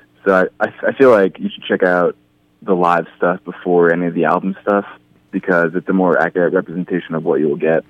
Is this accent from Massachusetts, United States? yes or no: yes; Boston, Massachusetts, United States; We're from Boston. We've toured out to Colorado several mm-hmm. times from Boston.